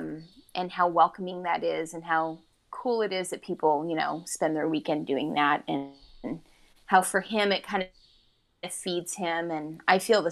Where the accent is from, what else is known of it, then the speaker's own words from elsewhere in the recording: Vacaville, California, United States; I grew up in Vacaville